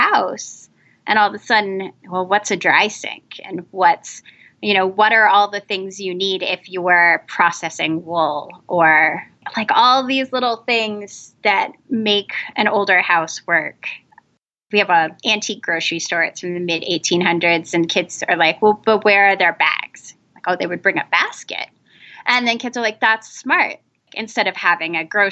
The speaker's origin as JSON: {"language": "English", "region": "New England", "country": "United States", "tie": "born or raised there", "said": "I grew up in New England"}